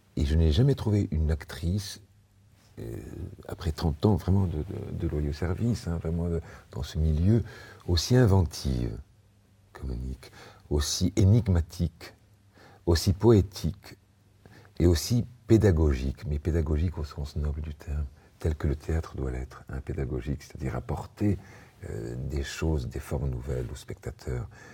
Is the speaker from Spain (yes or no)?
yes; Spain; je suis espagnol